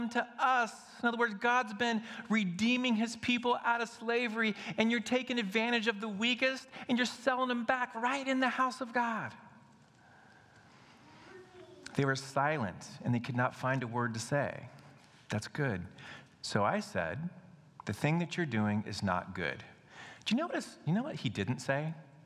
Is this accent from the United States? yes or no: yes; United States; We as American Christians